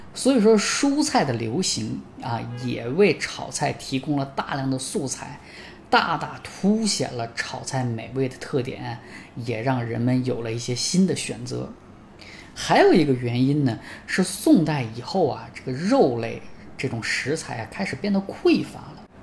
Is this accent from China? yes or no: yes; China; 我们中国人真的是一个很好吃的民族